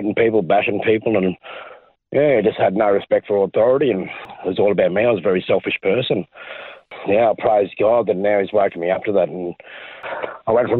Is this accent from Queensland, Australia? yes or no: yes; Brisbane, Queensland, Australia; I was born in Brisbane, Queensland, Australia. Lived there most of my life